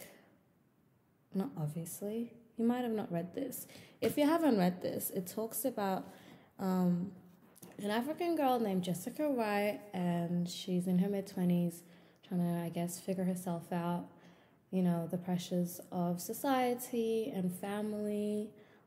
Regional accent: Melbourne, Victoria, Australia; I'm 23 years old and I'm from Melbourne, Australia.

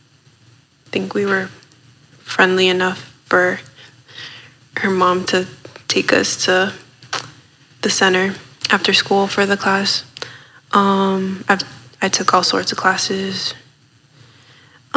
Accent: Lawrence, Massachusetts, United States; I was born and raised in Lawrence.

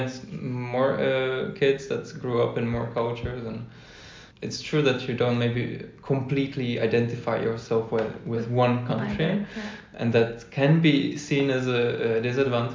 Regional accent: Czechia; moved away as an adult; now in Netherlands; I moved from the Czech Republic, where I kind of grew up, even though I was born in the Netherlands

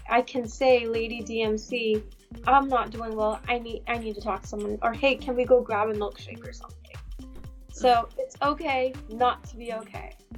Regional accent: United States; I'm South Indian. I'm Gujarati, so but I was born and raised here in the states.

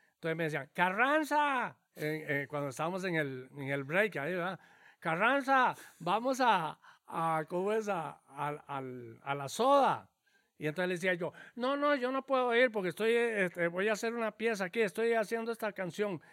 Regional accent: Cañas, Guanacaste, Costa Rica; yo soy este em, nativo de Cañas, ¿verdad? Nací en Cañas, Guanacaste

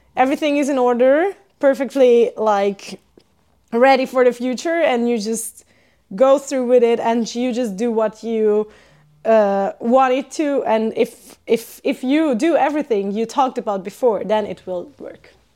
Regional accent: Hungary; moved away as an adult; also born or lived in Switzerland / Sweden; now in Finland; I'm from Hungary

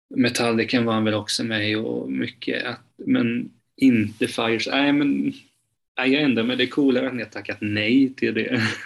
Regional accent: Hultsfred, Kalmar County, Sweden; now in Kalmar, Sweden; jag är uppväxt eh, utanför Hultsfred

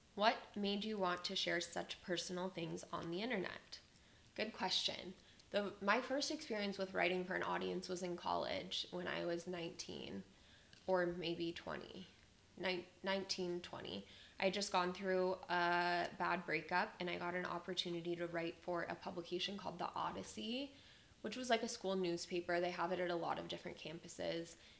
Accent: Las Vegas, Nevada, United States; moved away as an adult; now in Austin, United States; I was born in Las Vegas, Nevada. I was born and raised there and lived there pretty much until I went away to college.

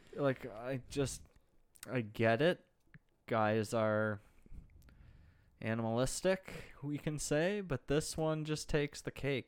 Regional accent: Pickering, Ontario, Canada; my hometown of Pickering, Ontario

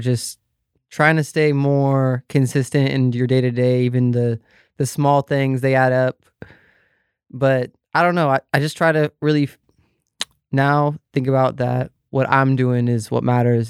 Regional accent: Vancouver, Washington, United States; I grew up in Vancouver, Washington

